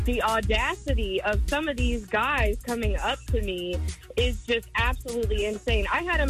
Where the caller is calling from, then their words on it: Callahan, Florida, United States; calling from Callahan.